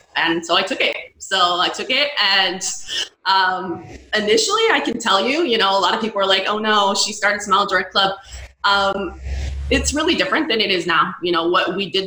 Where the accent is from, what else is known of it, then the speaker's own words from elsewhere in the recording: California, United States; also born or lived in Missouri / Connecticut / San Francisco; I'm from California originally